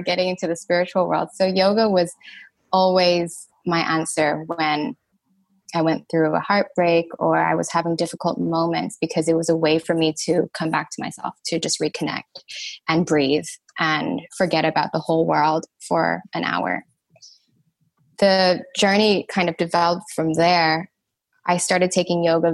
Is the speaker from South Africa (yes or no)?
no; Thailand; I'm Thai, and I grew up in Thailand.